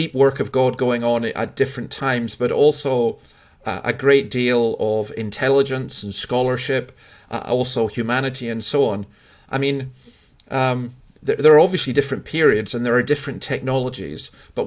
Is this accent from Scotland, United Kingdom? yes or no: yes; Scotland, United Kingdom; as a Scotsman